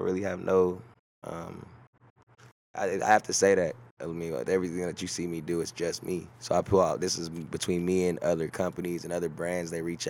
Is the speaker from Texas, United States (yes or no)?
yes; Texas, United States; I am from Texas. Yeah, I am a Texas man. I am from Texas, Texas first.